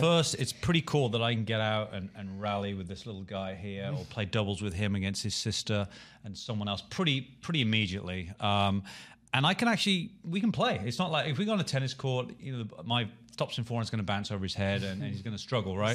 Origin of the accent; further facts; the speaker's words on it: Birmingham, West Midlands, United Kingdom; moved away; my hometown, Birmingham